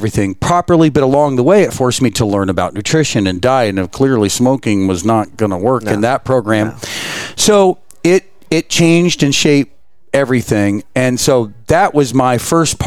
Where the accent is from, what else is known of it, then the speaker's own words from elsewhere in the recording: Florida, United States; moved away; I'm from Florida originally